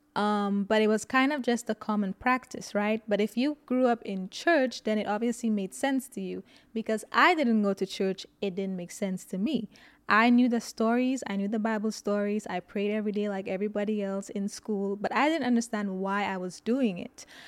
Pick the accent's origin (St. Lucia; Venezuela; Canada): St. Lucia; now in United States; I grew up in Saint Lucia